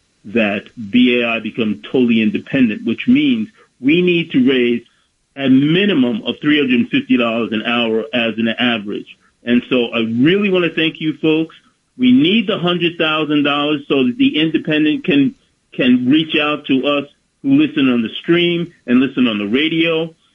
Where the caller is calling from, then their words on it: Bronx, New York, United States; Bronx, New York.